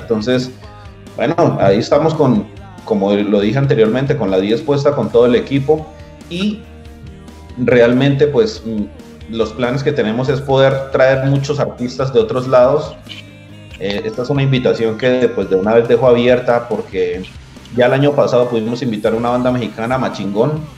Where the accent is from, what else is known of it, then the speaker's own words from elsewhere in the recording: Sogamoso, Boyacá, Colombia; Todos somos de Sogamoso y somos amigos desde la infancia